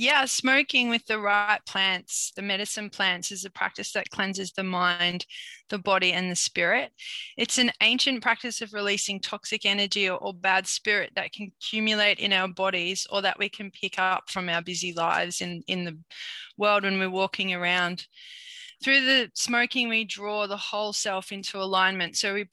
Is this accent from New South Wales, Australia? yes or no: yes; New South Wales, Australia; I'm coming from Minjimbul country, part of the Bundjalung Nation, and I thank the old people for caring for country so well